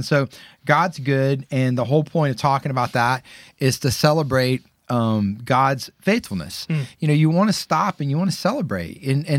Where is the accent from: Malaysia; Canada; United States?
United States; Kennesaw, Georgia; I grew up in Kennesaw.